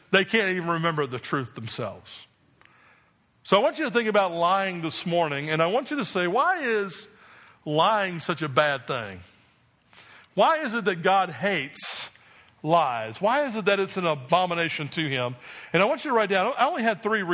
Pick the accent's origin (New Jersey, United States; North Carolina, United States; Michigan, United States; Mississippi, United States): New Jersey, United States; I grew up in New Jersey